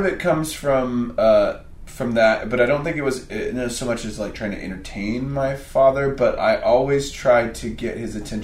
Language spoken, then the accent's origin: English; Kansas City, Kansas, United States; I love Kansas City because it's my hometown, because I've grown up here